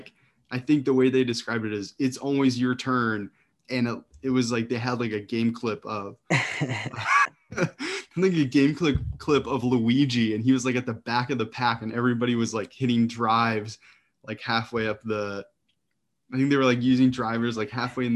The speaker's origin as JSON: {"language": "English", "region": "Midwest", "country": "United States", "tie": "born or raised there", "moved": "yes", "lives_now": "East Coast, United States", "said": "I grew up in the Midwest"}